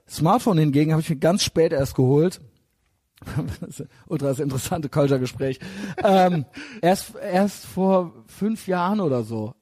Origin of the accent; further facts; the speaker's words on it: Koblenz, Rhineland-Palatinate, Germany; Ich komme nämlich aus Koblenz